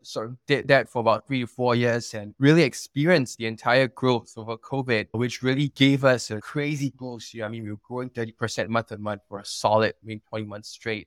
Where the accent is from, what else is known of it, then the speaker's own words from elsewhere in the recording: Singapore; moved away as an adult; also born or lived in United States; I'm Singaporean, born and raised over here.